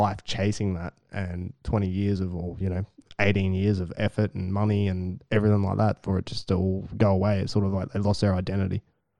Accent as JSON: {"language": "English", "country": "Australia", "said": "as Australians"}